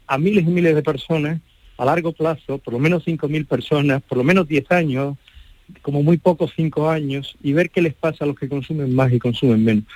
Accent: Málaga, Andalusia, Spain; accent: Andalusian; moved away as an adult; now in Pamplona, Spain; yo me siento siempre malagueño como soy y muy andaluz. Eh, mis alumnos lo notan en el modo de hablar, en todo

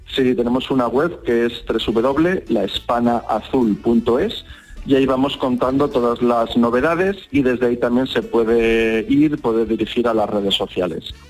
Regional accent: Málaga, Andalusia, Spain; Málaga, que es mi ciudad natal

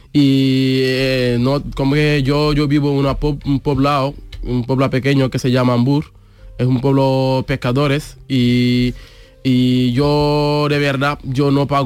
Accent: Senegal; Spanish is a second language; moved away as an adult; also born or lived in Mbour, Senegal; now in Seville, Spain; soy de Senegal y digamos soy de África.

